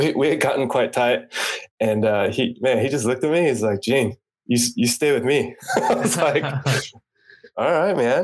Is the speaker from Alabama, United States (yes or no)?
no; California, United States; moved away as an adult; also born or lived in Japan; I'm from California originally